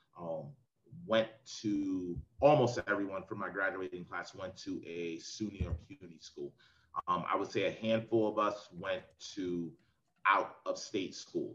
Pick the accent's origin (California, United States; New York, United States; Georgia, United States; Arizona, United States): New York, United States; New York City; moved away as an adult; also born or lived in West Virginia; I grew up in Queens, New York.